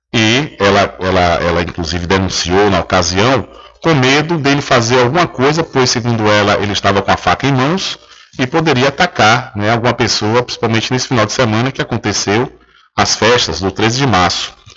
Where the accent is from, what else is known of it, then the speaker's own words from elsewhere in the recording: Feira de Santana, Bahia, Brazil; Eu que nasci e cresci em Feira de Santana